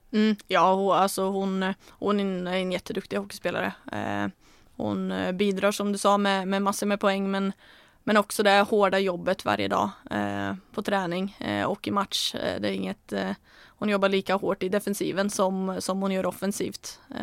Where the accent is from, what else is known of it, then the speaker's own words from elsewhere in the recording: Norway; moved away; när jag var hemma nu så spelade jag med, eller tränade med Komet, eh, det är min moderklubb